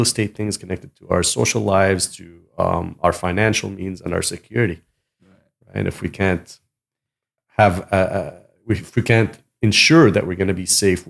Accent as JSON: {"language": "English", "town": "North Shore", "region": "British Columbia", "country": "Canada", "tie": "born or raised there", "said": "I grew up on the North Shore and I live in Port Moody"}